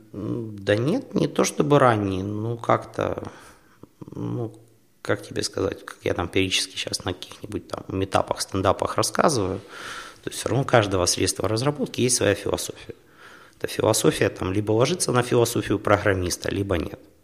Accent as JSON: {"language": "Russian", "town": "Horlivka", "region": "Donetsk Oblast", "country": "Ukraine", "also_born_or_lived": "Kharkiv", "moved": "as an adult", "lives_now": "Poland", "said": "сам я из Горовки"}